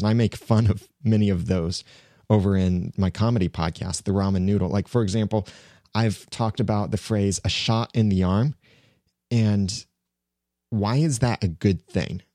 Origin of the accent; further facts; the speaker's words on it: United States; I, as an American